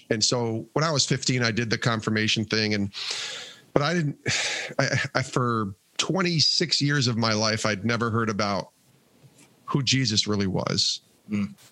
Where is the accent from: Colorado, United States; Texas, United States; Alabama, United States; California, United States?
Colorado, United States; I'm from Colorado, so I love.